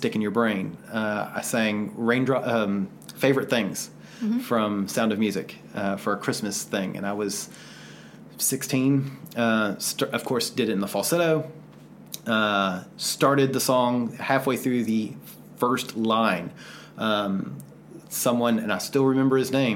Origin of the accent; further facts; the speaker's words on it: the South, United States; growing up in the South